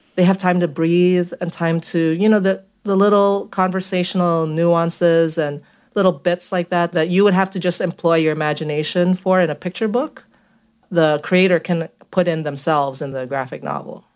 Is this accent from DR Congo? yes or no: no; Philippines; also born or lived in Brooklyn, United States; now in Queens, New York, United States; I grew up in the Philippines